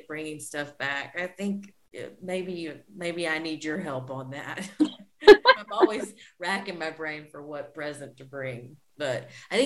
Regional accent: Arkansas, United States; moved away as an adult; now in Paris, France; I miss my home state. The nature of Arkansas is really beautiful

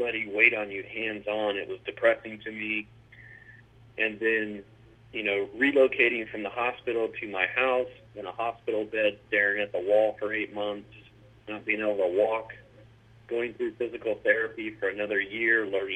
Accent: Mount Dora, Florida, United States; also born or lived in Eustis, Florida / San Francisco, California; I grew up in Mount Dora, Florida

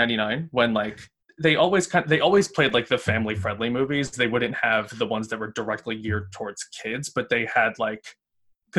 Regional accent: Newtown, Pennsylvania, United States; I'm from Newtown, Pennsylvania, not Newtown Square

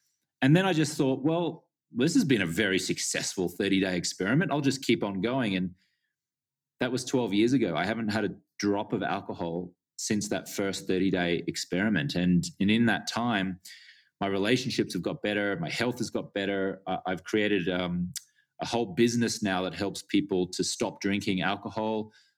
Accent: Australia; Yeah, well, I grew up in Australia and I was a socially acceptable drinker

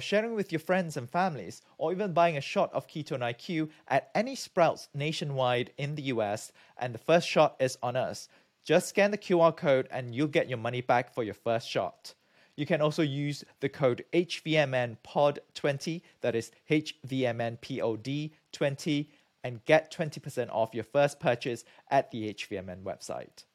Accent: Malaysia; moved away as an adult; also born or lived in United Kingdom; now in United States; I'm from Malaysia

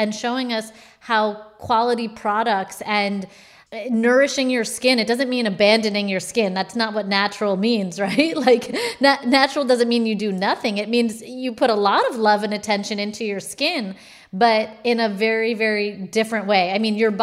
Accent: New York, United States; I'm from New York, live in New York

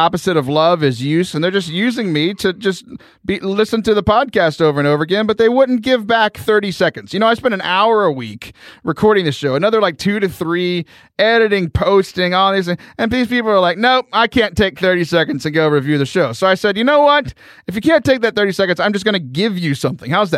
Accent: Central Texas, United States; I'm from Central Texas

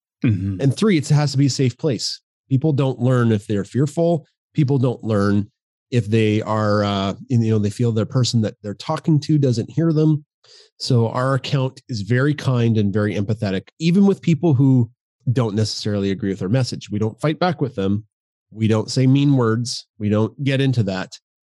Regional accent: Canada; We're very Canadian. We are proud Canadians.

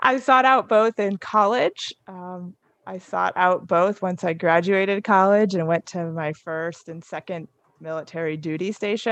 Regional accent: New Jersey, United States; moved away; also born or lived in North Carolina / Indiana; I grew up in New Jersey

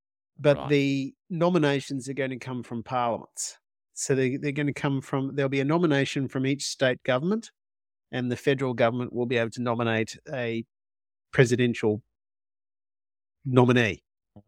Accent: Australia; You know, if I was British, I'd probably have a very different opinion, but because I'm Australian.

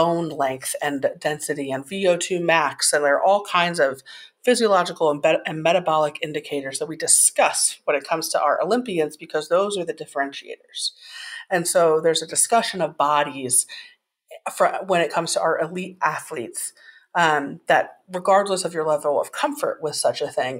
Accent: Indiana, United States; my home state of Indiana

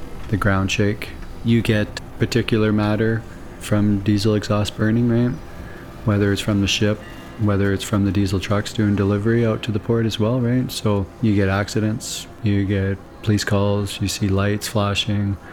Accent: Tsawwassen First Nation, British Columbia, Canada; I'm from Tawasin First Nation

